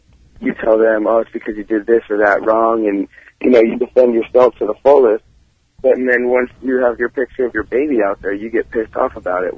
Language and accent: English; Austin, Texas, United States; I'm not from Dallas. No, yeah. I'm from Austin.